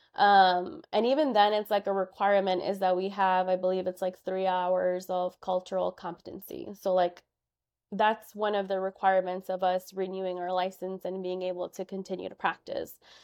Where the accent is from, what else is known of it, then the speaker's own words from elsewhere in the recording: Chicago, Illinois, United States; I was born and raised in Chicago. I grew up in Albany Park